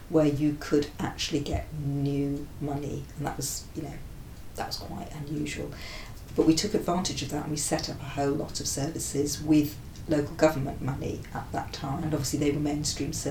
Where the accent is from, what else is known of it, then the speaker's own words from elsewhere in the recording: Wales, United Kingdom; now in London, United Kingdom; I'm from Wales and my family will live in Wales.